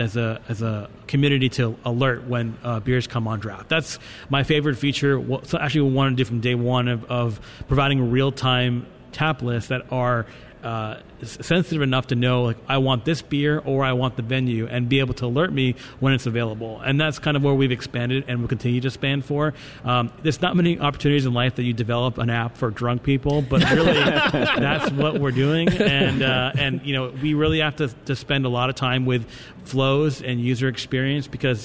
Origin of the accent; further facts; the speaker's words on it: New York, United States; I'm from New York